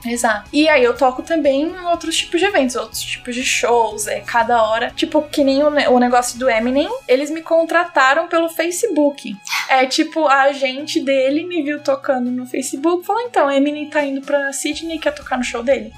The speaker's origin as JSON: {"language": "Portuguese", "region": "São Paulo", "country": "Brazil", "also_born_or_lived": "Bulgaria / United States / Australia", "moved": "as an adult", "said": "eu sou de São Paulo"}